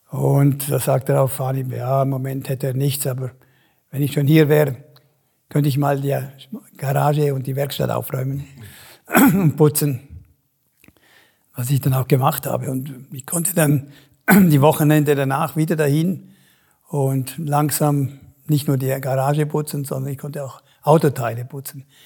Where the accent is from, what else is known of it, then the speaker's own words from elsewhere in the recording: Chur, Graubünden, Switzerland; Nur, da ich, wo ich aufgewachsen bin, in Kur war natürlich nichts los.